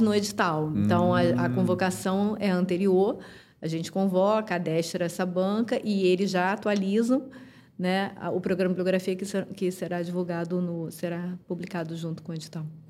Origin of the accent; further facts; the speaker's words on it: Rio de Janeiro, Brazil; eu sou carioca